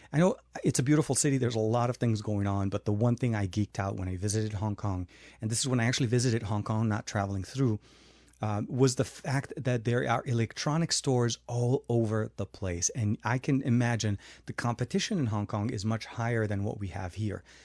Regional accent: Lebanon; moved away; when I grew up in Lebanon

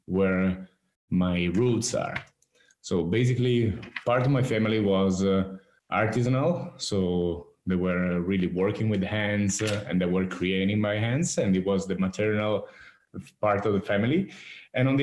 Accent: Marche, Italy; also born or lived in New York; back to the Marques region where I'm from

